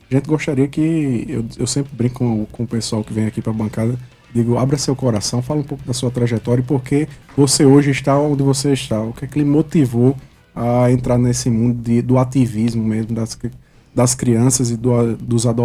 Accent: Brazil; Nasci em Mangabeira.

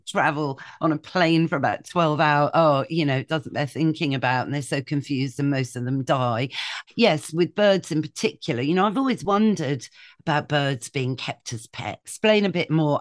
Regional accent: Shropshire, West Midlands, United Kingdom; moved away; I grew up in Shropshire

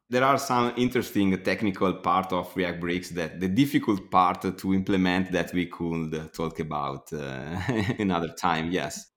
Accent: Bergamo, Lombardy, Italy; I am from Bergamo

